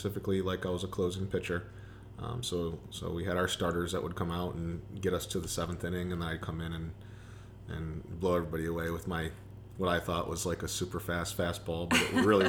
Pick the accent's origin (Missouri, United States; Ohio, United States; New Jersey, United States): Ohio, United States; Toledo; to be at a D1 school in my hometown where I still knew everybody